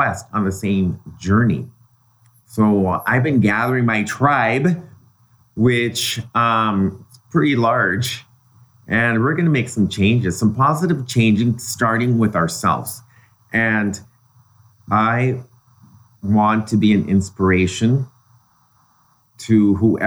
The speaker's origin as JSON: {"language": "English", "country": "Mexico", "tie": "born or raised there", "moved": "yes", "lives_now": "United States", "said": "in Mexico, I grew up in an environment where everything was organic and natural. And then when I moved to the States"}